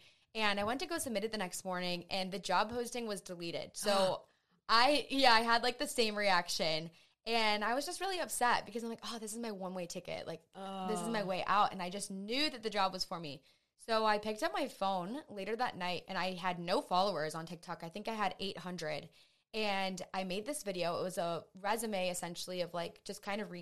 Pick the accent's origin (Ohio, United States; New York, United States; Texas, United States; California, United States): Ohio, United States; Painesville; I'm actually from Painesville. So So I grew up there.